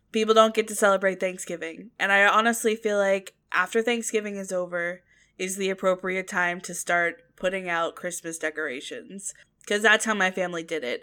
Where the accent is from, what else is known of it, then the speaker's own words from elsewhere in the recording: Florida, United States; also born or lived in Virginia; having it when it was randomly cold in Florida